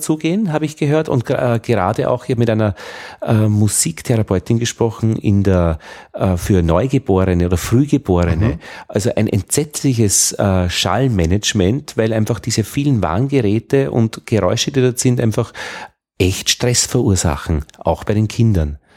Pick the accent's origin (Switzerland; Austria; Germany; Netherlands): Austria; Upper Austria; accent: Upper Austrian; ich als Oberösterreicher habe dieses, hab sehr weit oben, Lei, Lei, Ei, Ei. Man hört mich am Ei.